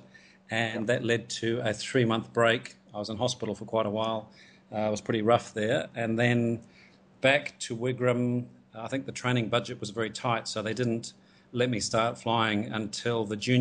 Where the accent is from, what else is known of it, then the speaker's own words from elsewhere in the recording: Gisborne, New Zealand; moved away as an adult; also born or lived in Tauranga; now in Hong Kong; I grew up in Gisborne, so born in Tauranga, but moved to Gisborne when my dad got a transfer with his work when I was about five.